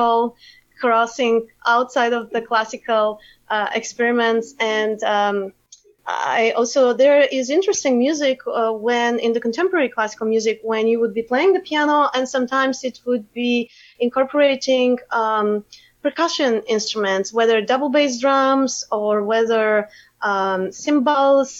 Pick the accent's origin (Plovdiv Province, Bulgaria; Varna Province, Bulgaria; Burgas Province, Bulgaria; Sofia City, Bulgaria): Plovdiv Province, Bulgaria; Plovdiv; moved away as an adult; also born or lived in Sofia, Bulgaria / Boston; I was born in Sofia, the capital of Bulgaria, and raised in Plovdiv, which is the second big city in Bulgaria.